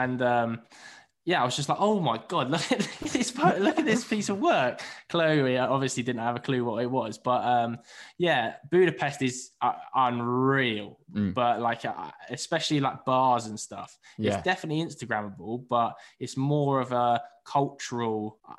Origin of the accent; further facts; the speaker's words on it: London, United Kingdom; But maybe that's just because I'm from London.